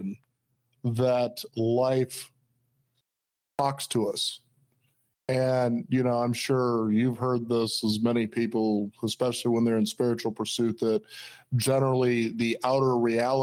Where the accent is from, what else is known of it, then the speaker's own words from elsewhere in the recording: Los Angeles, California, United States; when I was growing up in Los Angeles